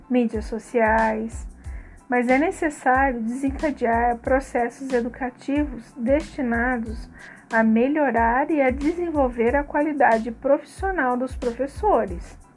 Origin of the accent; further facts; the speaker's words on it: Pouso Alegre, Minas Gerais, Brazil; sou de Pouso Alegre, Minas Gerais.